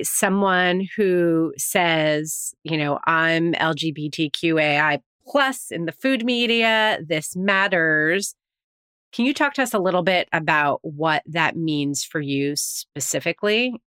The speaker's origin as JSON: {"language": "English", "region": "New York", "country": "United States", "said": "Yes. I am from New York. That is true. It's hard to have a family of four here."}